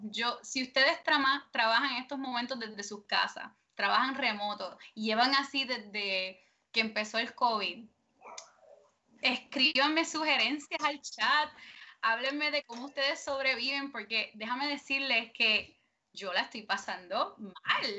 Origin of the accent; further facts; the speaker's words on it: Puerto Rico; nosotros como puertorriqueños